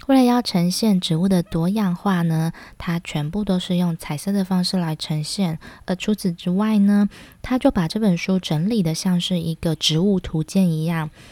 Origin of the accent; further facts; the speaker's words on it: Taiwan; 我们是台湾人大部分都称为打抛猪